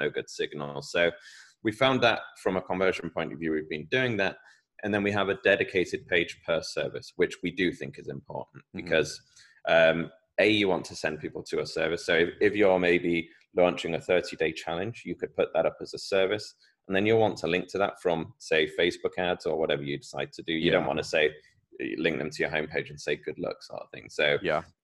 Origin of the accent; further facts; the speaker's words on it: United Kingdom; accent: British; my British accent